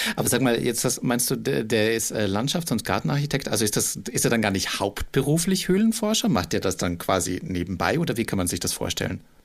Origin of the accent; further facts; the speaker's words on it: Austria; als Österreicher